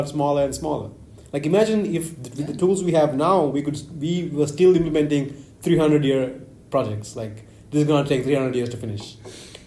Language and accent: English; Sri Lanka; I'm from Sri Lanka